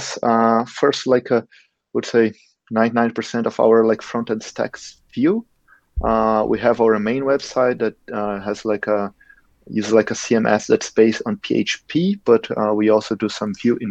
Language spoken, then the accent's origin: English; Brazil; moved away as an adult; now in Germany; I come from Brazil